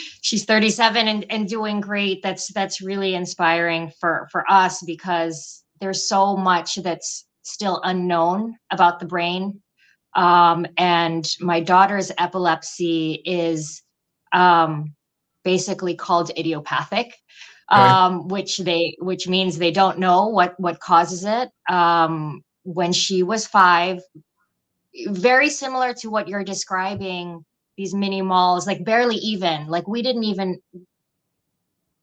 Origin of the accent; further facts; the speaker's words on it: Philippines; moved away as an adult; also born or lived in New York City, United States; now in Holyoke, United States; I'm originally from the Philippines. I moved to New York City in 2001 for university.